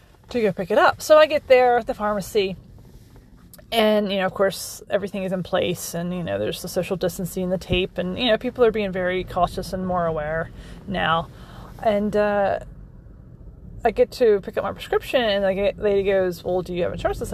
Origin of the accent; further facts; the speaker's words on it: Maryland, United States; moved away as an adult; now in Pennsylvania, United States; I grew up in Maryland.